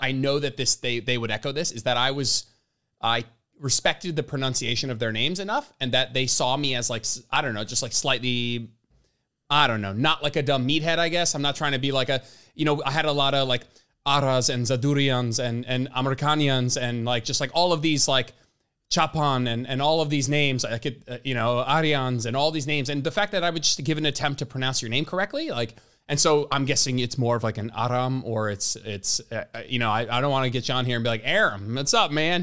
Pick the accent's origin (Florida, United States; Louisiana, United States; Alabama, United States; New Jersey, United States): New Jersey, United States; Englewood; moved away; we're from Englewood, so right near Hoboken